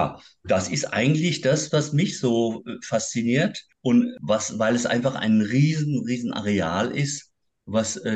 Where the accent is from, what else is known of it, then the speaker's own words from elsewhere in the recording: Berlin, Germany; Denn ich komme aus Neukölln und im Süden von Neukölln liegt Großzieten und an der Grenze lag die Mülldeponie Großzieten.